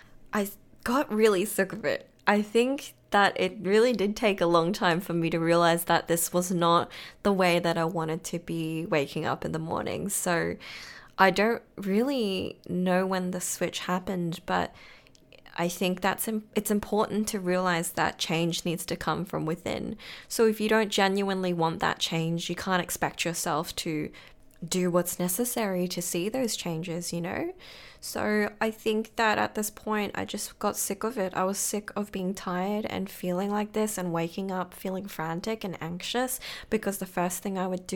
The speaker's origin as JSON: {"language": "English", "town": "Brisbane", "region": "Queensland", "country": "Australia", "lives_now": "Melbourne, Australia", "said": "So I moved from Brisbane to Melbourne, and of course the weather was something that I really had to get used to."}